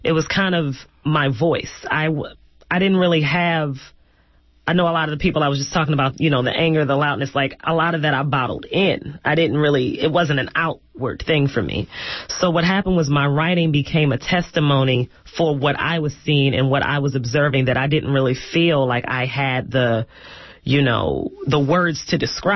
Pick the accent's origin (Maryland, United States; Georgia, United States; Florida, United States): Maryland, United States; Baltimore; I'm from Baltimore, Maryland, and where I grew up in Baltimore